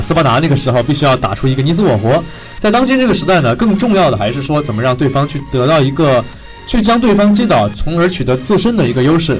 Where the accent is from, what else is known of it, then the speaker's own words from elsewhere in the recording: China; 我们中国人